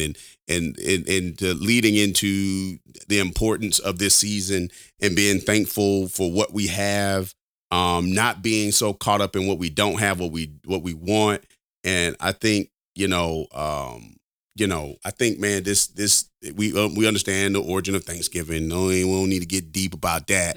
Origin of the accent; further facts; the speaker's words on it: Alabama, United States; I'm from Alabama. I'm a Alabama boy, man, through and through